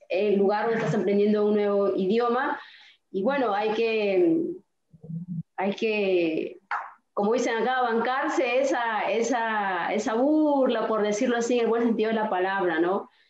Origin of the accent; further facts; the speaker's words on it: Piura, Peru; moved away as an adult; also born or lived in Córdoba, Argentina / Misiones, Argentina; now in Jardín América, Argentina; soy de Perú, de Piura